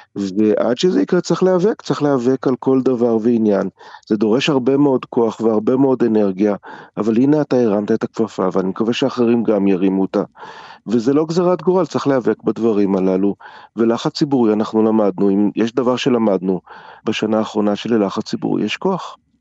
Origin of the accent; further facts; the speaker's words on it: Jerusalem, Jerusalem District, Israel; גם אני גדלתי בירושלים וגם אני גדלתי בספריות